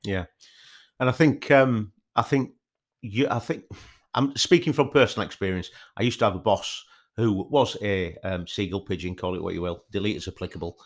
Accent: Yorkshire and the Humber, United Kingdom; I'm from Yorkshire

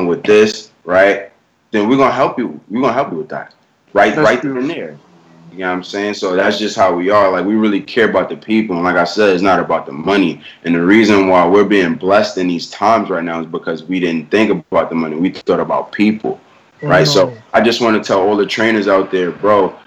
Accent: New York, United States; I'm from New York, bro. We all from New York

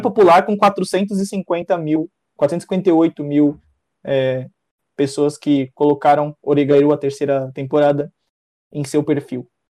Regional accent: Brazil; nós somos brasileiros e, re, e vivemos a realidade do nosso país

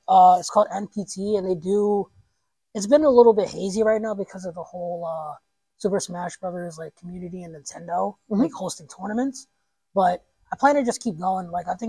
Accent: Mount Pocono, Pennsylvania, United States; moved away as an adult; also born or lived in Harlem, New York; now in Scranton, United States; I'm originally from Harlem, New York. I grew up in Mount Pocono.

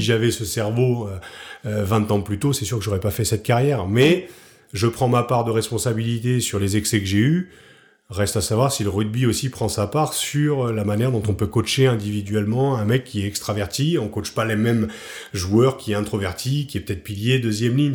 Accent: Picardy, Hauts-de-France, France; moved away as an adult; also born or lived in Paris; je suis un peu cliché du Picard qui débarque à Paris

